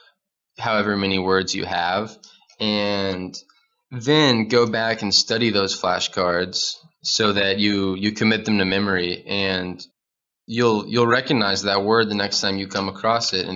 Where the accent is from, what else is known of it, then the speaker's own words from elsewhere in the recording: Nashville, Tennessee, United States; now in Chattanooga, United States; I am from Nashville, which is the capital of Tennessee. And now I'm in Chattanooga, Tennessee